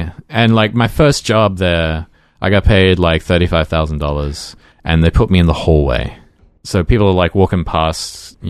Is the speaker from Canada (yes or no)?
no; Australia; moved away as an adult; also born or lived in Brisbane; when I was growing up in Australia